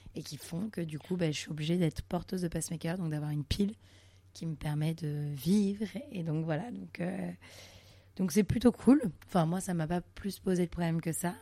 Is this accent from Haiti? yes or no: no; Montreal, Quebec, Canada; now in Paris, France; je suis née à Montréal au Canada